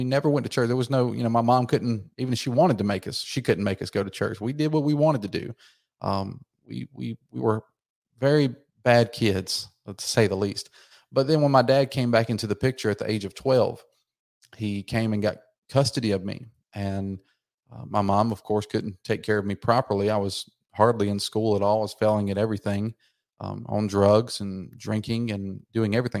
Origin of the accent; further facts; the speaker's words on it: outside Atlanta, Georgia, United States; I was born and raised in Georgia, right outside of Atlanta, Georgia